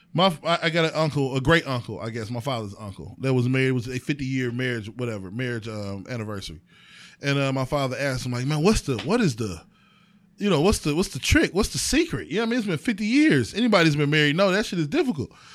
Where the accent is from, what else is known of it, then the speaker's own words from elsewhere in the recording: East Cleveland, Ohio, United States; also born or lived in Euclid, Ohio; I'm from fucking East Cleveland